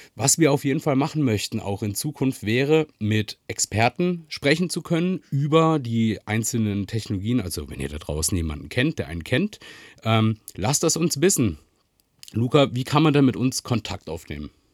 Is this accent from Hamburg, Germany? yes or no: no; Freiburg, Baden-Württemberg, Germany; ich bin in Freiburg aufgewachsen